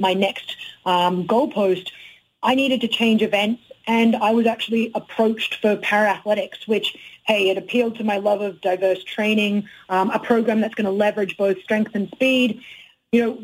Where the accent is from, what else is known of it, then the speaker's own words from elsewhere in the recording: Australia; moved away; also born or lived in Canada; I've always maintained my connection with being an Aussie, my Aussie culture